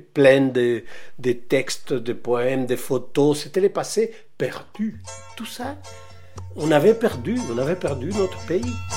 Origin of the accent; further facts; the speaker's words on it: Valparaíso, Chile; moved away as an adult; also born or lived in Mexico; now in Paris, France; je suis né à Valparaiso, au Chili, en 1943